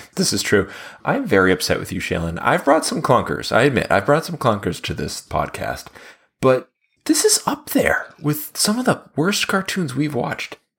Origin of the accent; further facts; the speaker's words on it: United States; we're American